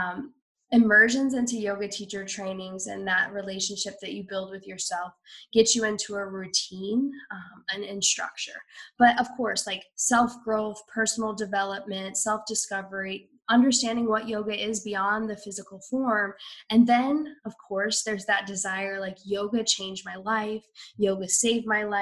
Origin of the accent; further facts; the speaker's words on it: Iowa, United States; moved away; growing up in Iowa